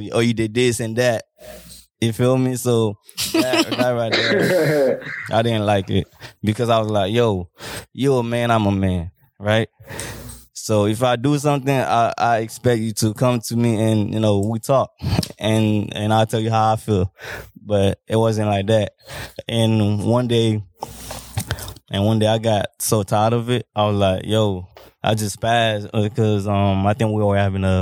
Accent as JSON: {"language": "English", "country": "Haiti", "tie": "born or raised there", "also_born_or_lived": "Cité Soleil", "moved": "yes", "lives_now": "United States", "said": "growing up in Haiti, man, it was really tough"}